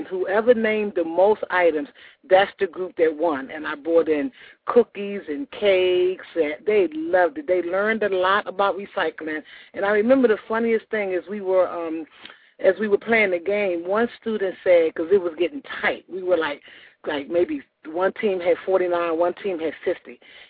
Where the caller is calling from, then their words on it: Macon, Georgia, United States; I'm calling from Macon, Georgia.